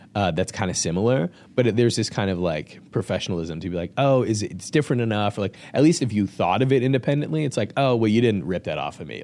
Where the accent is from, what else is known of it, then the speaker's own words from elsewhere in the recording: Lombard, Illinois, United States; I actually grew up here in Lombard